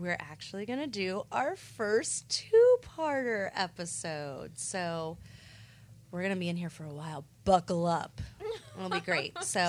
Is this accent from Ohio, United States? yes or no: no; Goldsboro, North Carolina, United States; in my hometown of Goldsboro, shout out to Seymour Johnson Air Force Base.